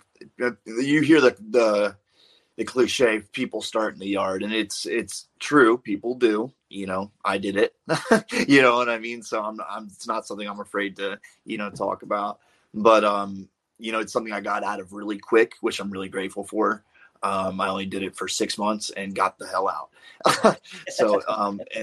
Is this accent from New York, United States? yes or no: no; Maryland, United States; I'm from Maryland